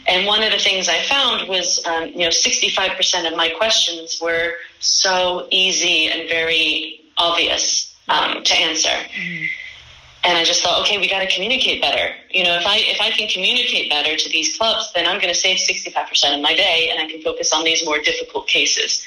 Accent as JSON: {"language": "English", "region": "New York", "country": "United States", "tie": "born or raised there", "moved": "as an adult", "lives_now": "Copenhagen, Denmark", "said": "I'm originally from New York"}